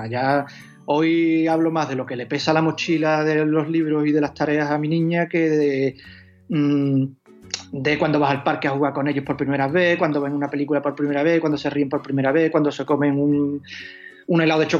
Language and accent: Spanish; Huelva, Andalusia, Spain; now in Seville, Spain; Yo en realidad tampoco soy de Sevilla, soy de Huelva, pero.